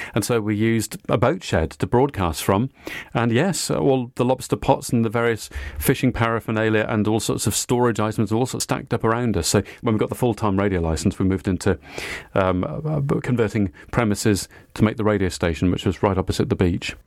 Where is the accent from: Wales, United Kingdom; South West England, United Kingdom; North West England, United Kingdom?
Wales, United Kingdom; Cardiff; I went to school in Cardiff in South Wales. I'm Welsh